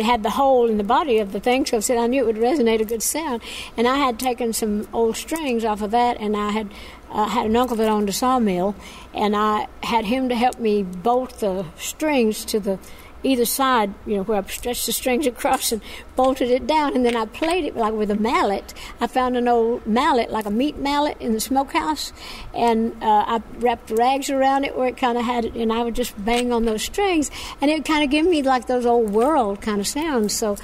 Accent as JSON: {"language": "English", "region": "Tennessee", "country": "United States", "tie": "born or raised there", "said": "I grew up here. I used to run around these hills"}